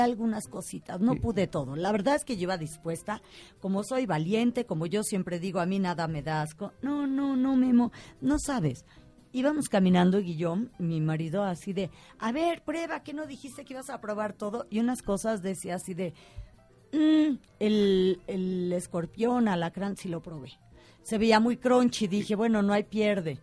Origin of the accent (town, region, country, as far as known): Mexico